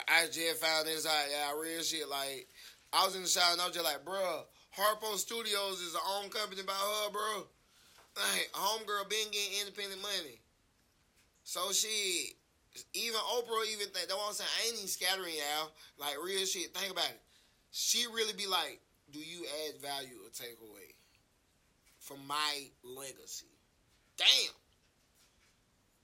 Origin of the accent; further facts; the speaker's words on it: Atlanta, Georgia, United States; I'm from Atlanta